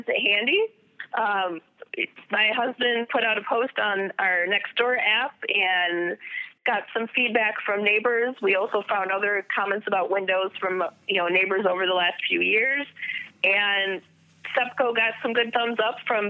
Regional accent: Midwest, United States; I'm just Midwesterner.

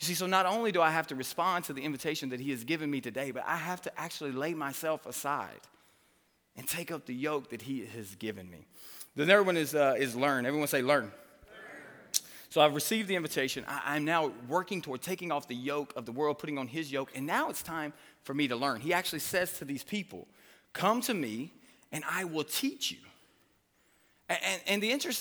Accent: Hartsville, Tennessee, United States; I'm from Hartsville, Tennessee. You know, we don't really have a lot in Hartsville, Tennessee.

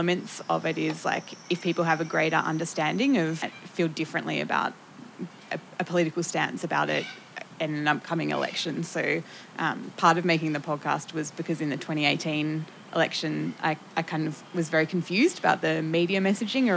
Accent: Tasmania, Australia; I'm from Tassie.

